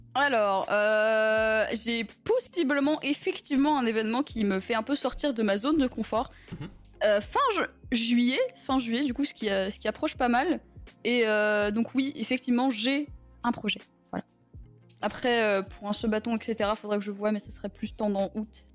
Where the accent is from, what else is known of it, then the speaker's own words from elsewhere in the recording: Italy; Je suis italienne